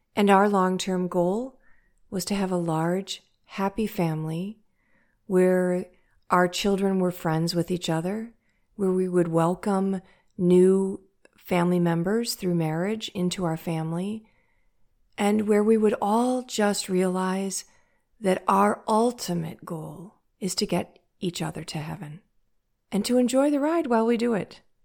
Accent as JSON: {"language": "English", "town": "St. Louis", "region": "Missouri", "country": "United States", "said": "I'm from St. Louis, Missouri, in the United States"}